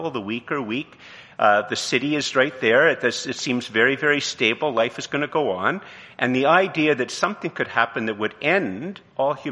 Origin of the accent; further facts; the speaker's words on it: Canada; I'm married, you know, I have a degree, I'm Canadian, you know